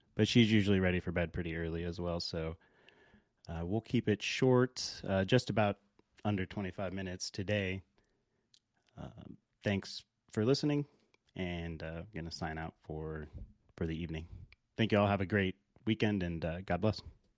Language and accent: English; Alaska, United States; also born or lived in Dallas, Texas / Los Angeles, California / Barrow, Alaska / Anchorage, Alaska; I grew up in Alaska, uh, born in Dallas, Texas, moved to Los Angeles, California before the age of one, lived in Los Angeles until six, moved to Anchorage briefly before moving to Barrow, Alaska.